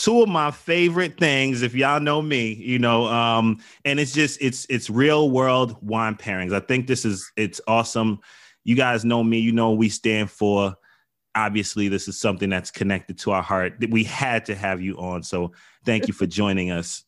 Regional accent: New York City, New York, United States; I grew up in the Bronx, New York

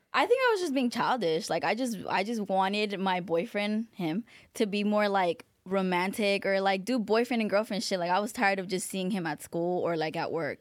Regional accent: Palmdale, California, United States; also born or lived in Van Nuys, Los Angeles; we're from Van Nuys. We moved from Van Nuys to Palmdale

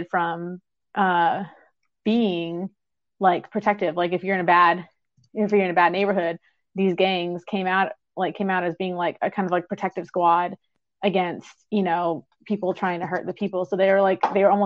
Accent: San Diego, California, United States; I grew up in Southern California, like San Diego specifically

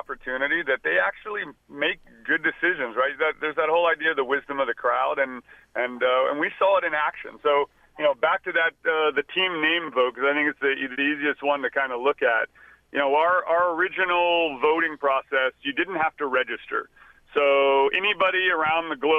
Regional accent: Texas, United States; I was born in Texas

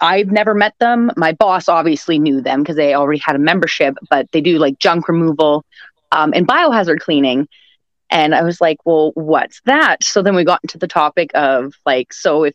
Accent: Winnipeg, Manitoba, Canada; I'm from Winnipeg, Manitoba, and that's located in Canada

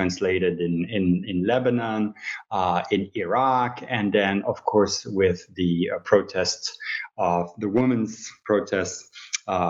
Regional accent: Switzerland; moved away as an adult; I'm a researcher from Switzerland originally

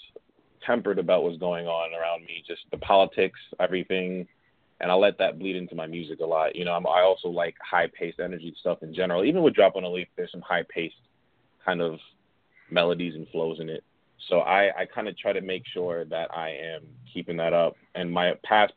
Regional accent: New York City, New York, United States; I'm from Queens. I grew up in Queens. I bounced around a little bit, but Queens is my home, definitely.

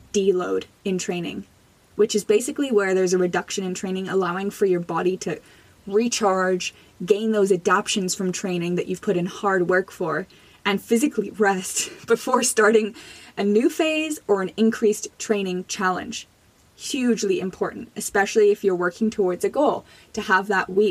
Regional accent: Jamaica; now in Canada; I was born in Jamaica

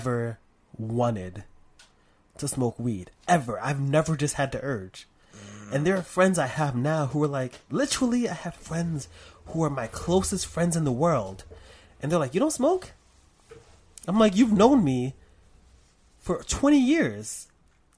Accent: New York City, New York, United States; I grew up in Harlem

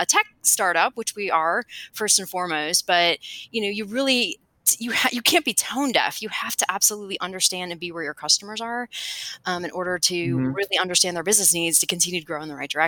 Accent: Cleveland, Ohio, United States; moved away as an adult; now in Austin, United States; I'm actually from Cleveland, Ohio

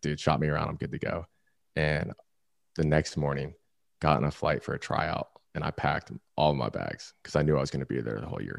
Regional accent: Florida, United States; moved away; also born or lived in Orange County, California; I'm from Florida. I lived in Orange County at the time.

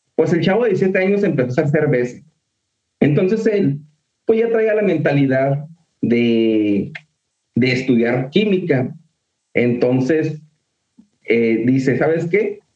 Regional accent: Mexico; de donde venimos de México

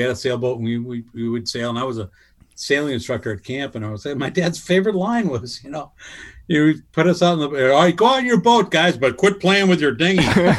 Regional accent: Ireland; Cause as I said, I'm Irish.

